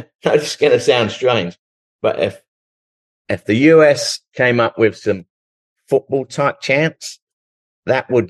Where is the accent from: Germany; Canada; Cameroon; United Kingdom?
United Kingdom; England; moved away as an adult; now in Dallas, United States; Growing up in England, my dad was Irish and he moved to England